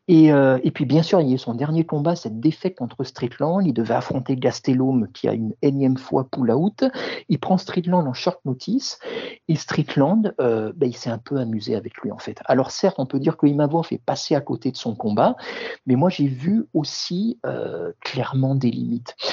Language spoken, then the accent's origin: French; France; nous, forcément, en tant que Français francophones, éveille tout, particulièrement notre intérêt